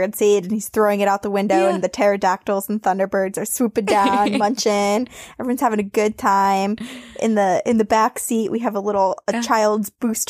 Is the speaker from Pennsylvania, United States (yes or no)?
no; Massachusetts, United States; I grew up in Bridgewater Triangle in Massachusetts.